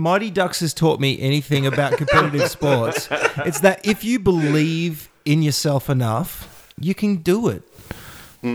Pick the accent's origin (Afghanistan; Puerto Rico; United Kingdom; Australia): Australia; as an Australian